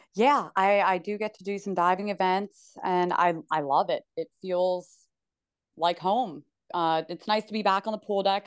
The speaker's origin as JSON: {"language": "English", "town": "Princeton", "region": "New Jersey", "country": "United States", "tie": "born or raised there", "said": "I am born and raised in Princeton, New Jersey"}